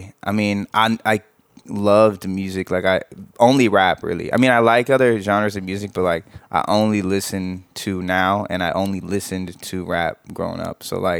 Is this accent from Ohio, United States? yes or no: yes; Ohio, United States; also born or lived in Kansas; I was born in Kansas, but I only lived there for like 9 months, okay. And then I moved to Ohio. Just because my dad like got a job there or something.